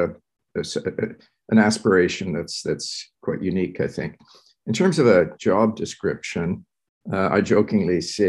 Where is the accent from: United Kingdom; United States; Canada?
Canada; also born or lived in Curaçao; My father is an architect, came to Canada in the early 50s. I went to school here